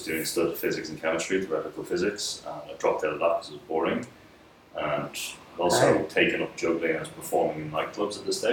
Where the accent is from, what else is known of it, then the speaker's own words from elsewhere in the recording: Dublin, Leinster, Ireland; I was born in Dublin. So, I was in Dublin for quite some time. In primary school and secondary school